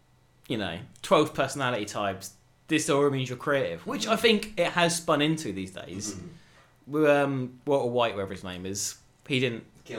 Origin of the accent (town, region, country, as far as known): Bury St Edmunds, East of England, United Kingdom; born or raised there